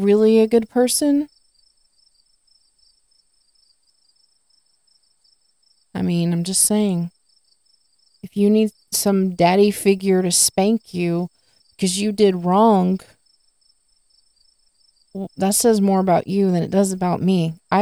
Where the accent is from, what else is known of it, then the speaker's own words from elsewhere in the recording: the South, United States; I live in the South, I'm from the South